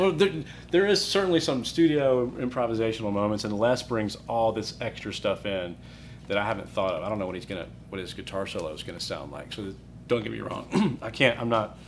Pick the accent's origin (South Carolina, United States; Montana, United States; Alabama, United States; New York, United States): Alabama, United States; Birmingham; also born or lived in Colorado / Chicago; I'm from Birmingham. Went to high school here